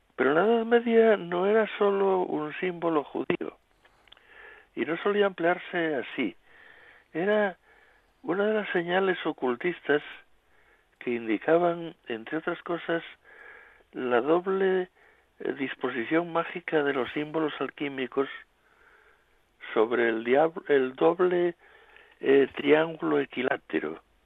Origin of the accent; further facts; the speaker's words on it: Asturias, Spain; los asturianos somos diferentes